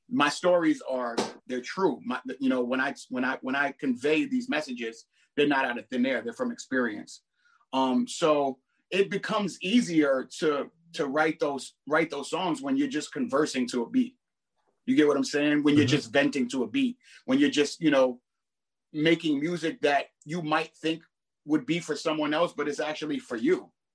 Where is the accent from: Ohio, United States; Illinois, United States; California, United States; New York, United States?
New York, United States; New York City; I'm from Brooklyn